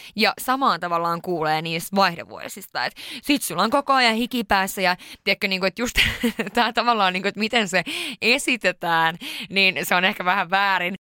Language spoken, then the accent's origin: Finnish; Sweden; moved away; mä oon syntynyt Ruotsissa